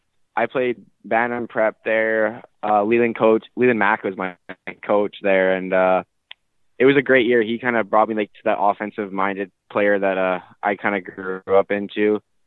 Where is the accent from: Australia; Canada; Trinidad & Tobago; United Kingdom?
Canada; Burnaby, British Columbia; Yeah, I grew up in Burnaby, BC.